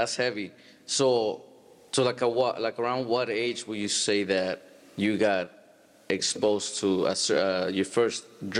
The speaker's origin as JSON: {"language": "English", "town": "Stockton", "region": "California", "country": "United States", "tie": "born or raised there", "said": "being Hispanic, growing up in Stockton"}